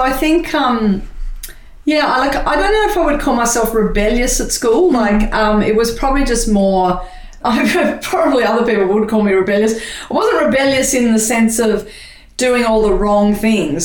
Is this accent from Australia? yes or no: yes; Sydney, New South Wales, Australia; I was born in Sydney and on the North Shore of Sydney. Grew up in a family of two brothers and a sister. Leafy, I remember trees and leafy streets, and uh, and yeah, I've lived in Sydney all my life.